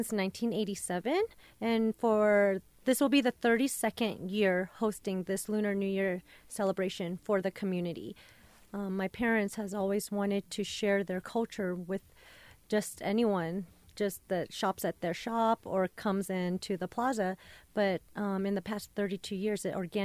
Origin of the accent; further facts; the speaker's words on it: Denver, Colorado, United States; I grew up in Westwood